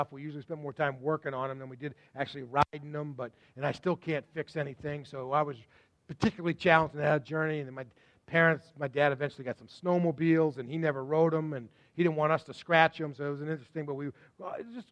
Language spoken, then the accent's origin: English; Sudbury, Massachusetts, United States; also born or lived in Waltham / Framingham; I was born in Waltham, and we immediately moved out to Framingham, and then from Framingham, just as I started preschool, they moved over to Sudbury, and that's the only home I knew until I graduated from college